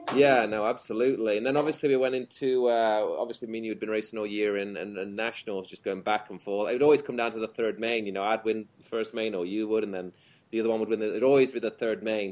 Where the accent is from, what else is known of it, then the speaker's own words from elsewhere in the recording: England, United Kingdom; moved away; me, you, and Jamie being the English dudes there